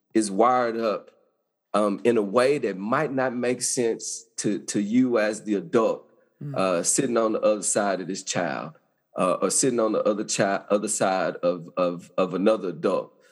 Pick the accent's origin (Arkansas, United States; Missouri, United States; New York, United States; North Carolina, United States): Arkansas, United States; I grew up in Arkansas, small town.